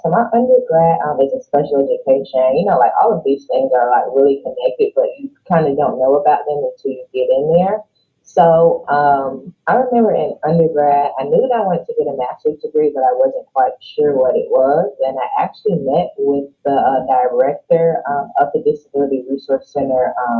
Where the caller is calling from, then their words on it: Commerce, Texas, United States; also born or lived in Florida; So I am calling from Commerce, Texas. That's a little bit outside of Dallas.